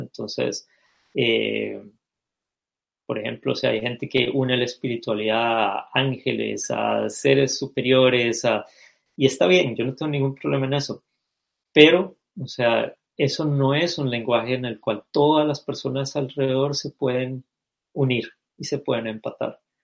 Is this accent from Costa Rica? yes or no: yes; Costa Rica; nací y crecí en Costa Rica